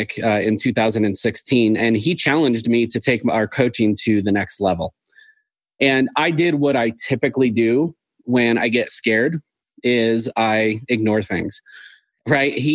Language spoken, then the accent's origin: English; Seattle, Washington, United States; moved away as an adult; also born or lived in Sioux Falls, South Dakota; I grew up in Seattle, the Seattle area, went to college up there and lived there for a while